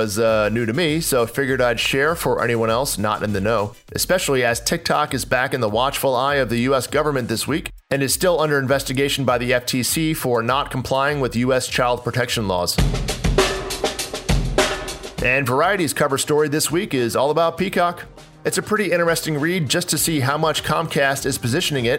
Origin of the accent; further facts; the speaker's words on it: New Jersey, United States; my home state of New Jersey